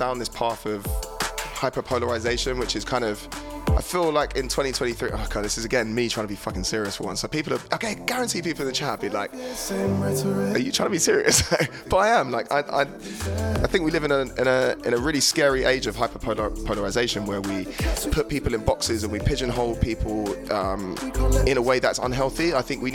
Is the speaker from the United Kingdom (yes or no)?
yes; England, United Kingdom; my experiences as a kid growing up in England